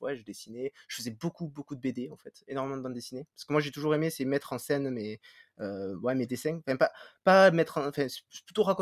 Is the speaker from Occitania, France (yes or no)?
yes; Béziers, Occitania, France; à la base, je viens, je viens de Béziers, côté de Montpellier.